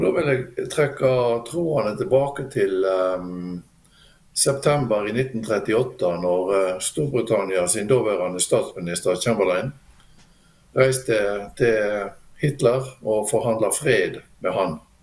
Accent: Bjørnafjorden municipality, Vestland, Norway; moved away as an adult; now in Drammen, Norway; jeg er fra Bjørnafjorden kommune, eh, som er da en nabokommune til Bergen i sør. Og flytta til Drammen nå eh, i sommer.

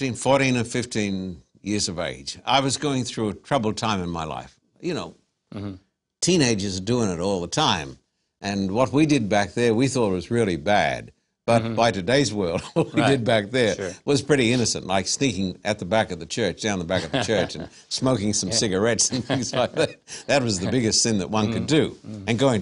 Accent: Esk, Queensland, Australia; born there; I was born in a tiny little town in Queensland by the name of Esk.

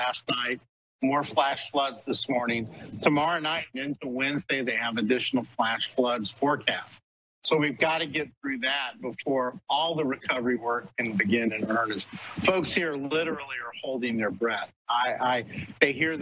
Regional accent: New Orleans, Louisiana, United States; moved away; New Orleans was my hometown

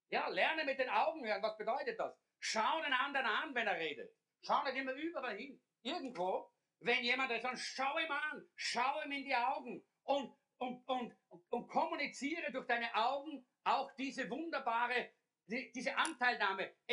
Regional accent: Austria; Sie ist aufgewachsen in Schweden, ich in Österreich.

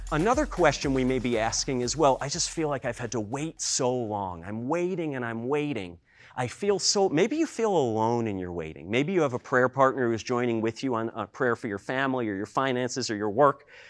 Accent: United States; as an American

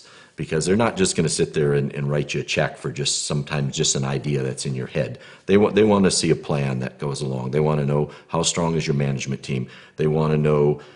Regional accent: New York, United States; moved away; I'm originally from the United States in New York

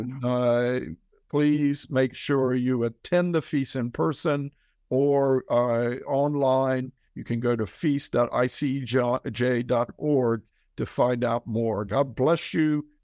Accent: Outer Banks, North Carolina, United States; moved away as an adult; now in Israel; I grew up surfing on the Outer Banks of North Carolina

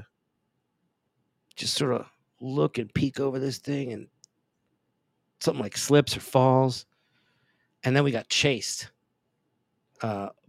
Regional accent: Pennsylvania, United States; also born or lived in Italy; Growing up in Pennsylvania and then back and forth to Italy

